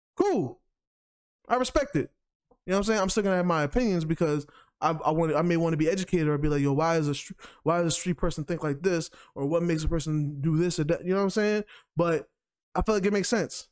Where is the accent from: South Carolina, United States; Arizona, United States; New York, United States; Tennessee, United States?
New York, United States; as a New Yorker